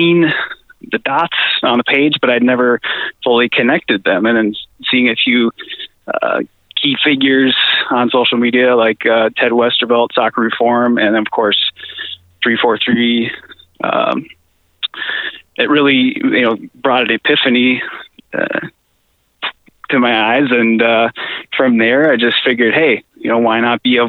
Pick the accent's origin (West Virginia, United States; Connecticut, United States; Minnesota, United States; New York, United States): Minnesota, United States; I'm from Minnesota. I was born and raised here